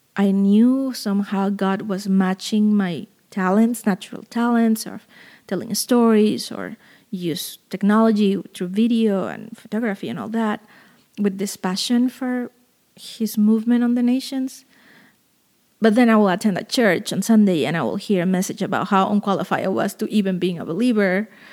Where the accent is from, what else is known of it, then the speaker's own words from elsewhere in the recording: Veracruz, Mexico; moved away; my hometown, which is Veracruz in southern Mexico